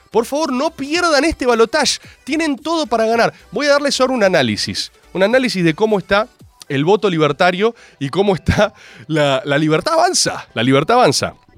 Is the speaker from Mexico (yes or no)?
no; Argentina; Soy argentino